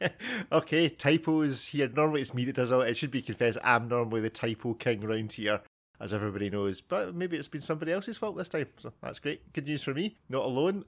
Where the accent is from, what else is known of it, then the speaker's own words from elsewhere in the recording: Scotland, United Kingdom; I'm Scottish